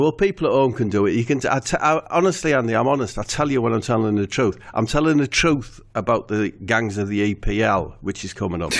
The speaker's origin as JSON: {"language": "English", "town": "Middlesbrough", "region": "North East England", "country": "United Kingdom", "tie": "born or raised there"}